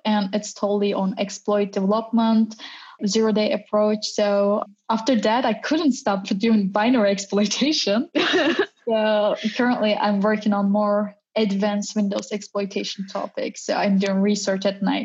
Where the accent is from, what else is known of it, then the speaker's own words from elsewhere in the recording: Istanbul, Turkey; moved away as an adult; now in Berlin, Germany; I'm originally from Turkey, Istanbul, and right now I'm living in Berlin, Germany